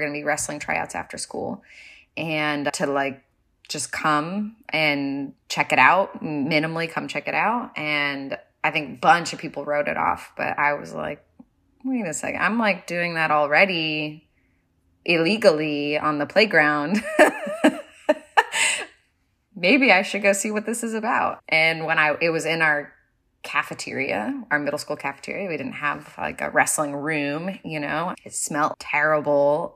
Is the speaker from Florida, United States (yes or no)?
no; California, United States; moved away; also born or lived in New York City; I am originally from California. I grew up wrestling there